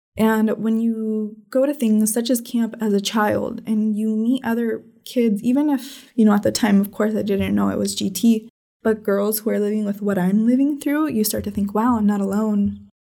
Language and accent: English; Red Bluff, California, United States; I was born in Red Bluff, California, which is a tiny little town in Northern California.